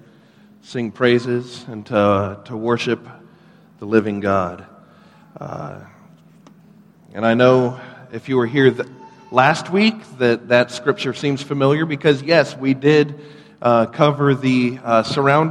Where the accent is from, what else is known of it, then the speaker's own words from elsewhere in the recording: Ladson, South Carolina, United States; also born or lived in North Charleston, South Carolina; I grew up here in the Charleston area, actually out in Ladson